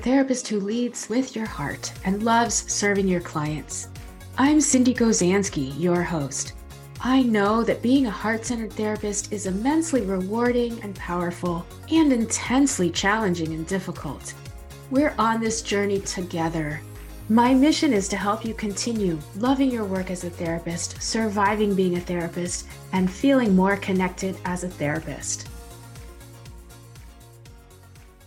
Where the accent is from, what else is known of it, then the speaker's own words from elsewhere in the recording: Maine, United States; And a fellow Mainer. So in the house, we're both from Maine